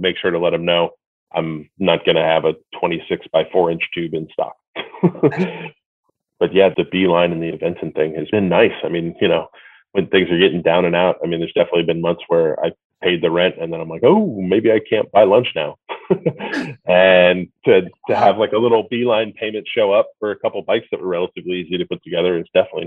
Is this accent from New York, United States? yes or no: no; New Jersey, United States; now in California, United States; I maybe live in California, but I was born in New Jersey